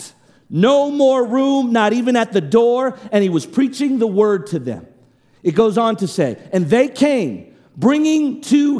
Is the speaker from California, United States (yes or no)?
yes; Oakland, California, United States; moved away; I come from Oakland